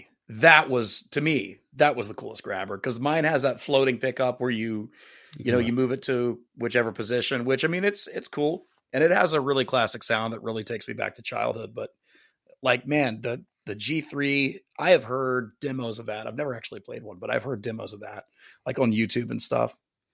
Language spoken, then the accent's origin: English; United States; I haven't even been to those places, and I'm from the United States.